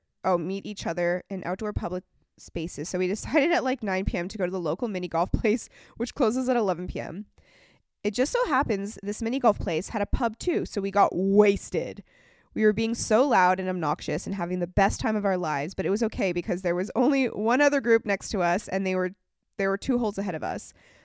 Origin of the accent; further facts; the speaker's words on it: California, United States; I grew up in Orange County, California.